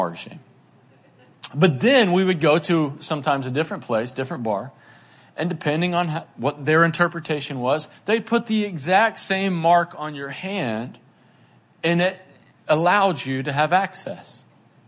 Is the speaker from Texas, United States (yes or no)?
no; Boone, North Carolina, United States; I grew up in Boone, North Carolina, and when I was a teenager, it was like jam band central